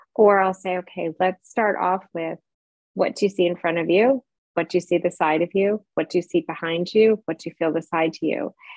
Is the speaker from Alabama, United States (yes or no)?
no; New York, United States; moved away as an adult; also born or lived in San Francisco, California / Charlotte, North Carolina; now in Frankfurt, Germany; I live in Frankfurt, Germany. I'm originally from New York